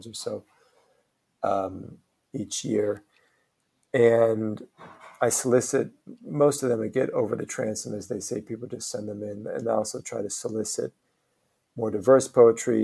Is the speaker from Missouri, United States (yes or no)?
no; Omaha, Nebraska, United States; moved away; also born or lived in New York; I did a play back in my hometown of Omaha with my brother